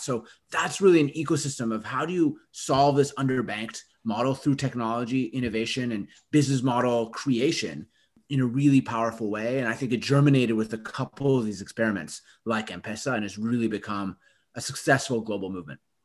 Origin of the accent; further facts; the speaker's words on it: Winnipeg, Manitoba, Canada; my hometown in Canada, Winnipeg